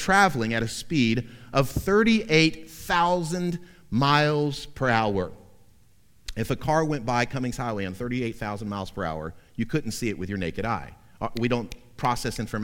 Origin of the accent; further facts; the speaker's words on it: Central Florida, United States; Growing up in Central Florida in the 70s and 80s